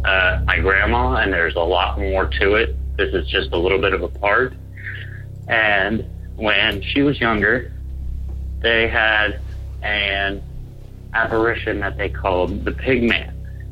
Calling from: Edmond, Oklahoma, United States; I am from Edmond, Oklahoma.

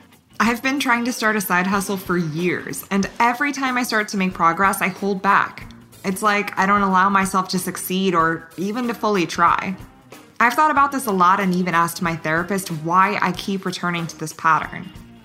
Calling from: Boston, Massachusetts, United States; I'm calling in from Boston.

